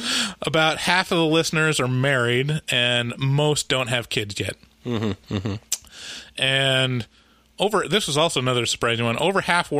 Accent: Portland, United States; we're from Portland

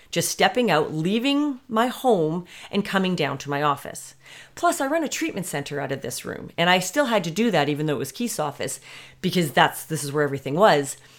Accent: Canada; being Canadian

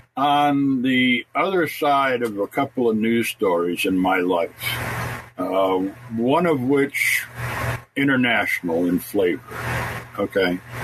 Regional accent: New York, United States; I was born here in New York, in New York, so I was born in the USA

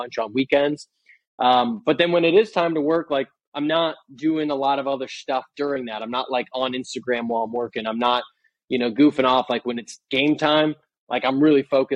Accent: Boston, Massachusetts, United States; moved away as an adult; also born or lived in San Francisco; I'm from Boston. I moved out to San Francisco

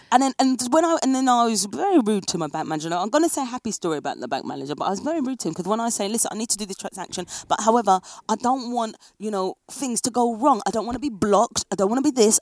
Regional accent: England, United Kingdom; moved away as an adult; now in France; as an English person

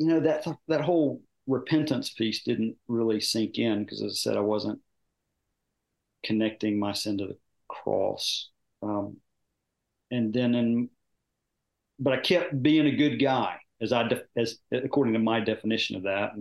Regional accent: Dalton, Georgia, United States; I grew up in Dalton, Georgia in a Methodist church

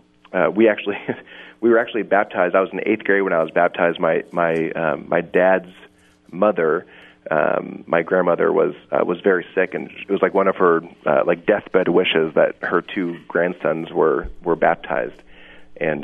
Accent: Northern California, United States; now in Chicago area, United States; We grew up in Northern California

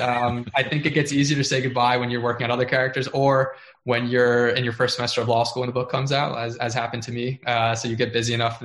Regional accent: South Florida, United States; moved away; I grew up in South Florida. I've never lived anywhere else before that point

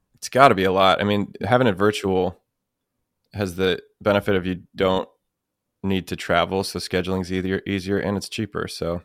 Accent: United States; being American

